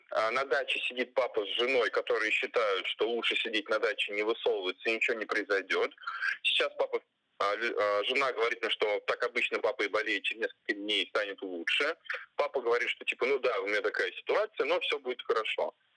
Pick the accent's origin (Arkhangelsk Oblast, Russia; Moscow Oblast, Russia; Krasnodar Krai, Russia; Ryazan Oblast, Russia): Moscow Oblast, Russia; Я как человек из Подмосковья